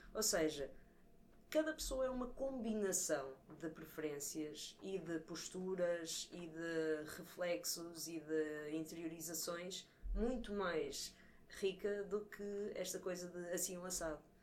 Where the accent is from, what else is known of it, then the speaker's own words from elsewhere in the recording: Coimbra, Centro, Portugal; sou cá de Coimbra